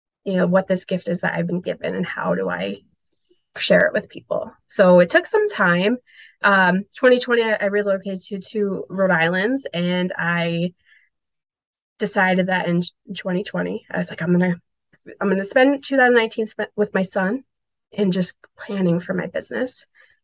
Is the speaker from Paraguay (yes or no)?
yes; Asuncion, Paraguay; born there; So I was born in Asuncion, Paraguay, and it was during a dictatorship of gosh, it was about 35 years, I believe.